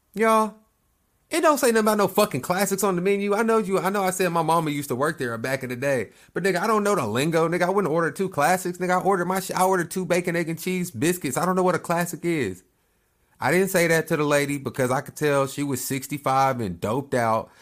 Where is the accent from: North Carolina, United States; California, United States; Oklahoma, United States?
Oklahoma, United States; Lawton; moved away; My hometown, I'm from this little, little spot, Oklahoma. Lawton L Town